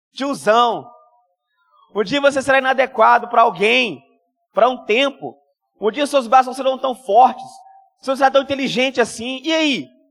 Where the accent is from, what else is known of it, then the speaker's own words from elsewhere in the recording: Minas Gerais, Brazil; now in Espírito Santo, Brazil; eu sou mineiro